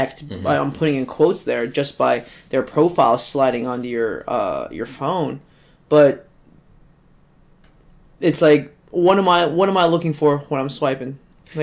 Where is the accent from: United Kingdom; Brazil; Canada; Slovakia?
Brazil; English is a second language; now in West Chester, United States; I'm from Brazil, but I'm living in Westchester, Pennsylvania.